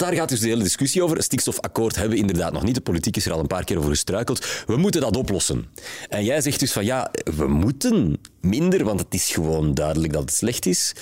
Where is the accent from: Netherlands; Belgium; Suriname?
Belgium; Flanders; bij ons in Vlaanderen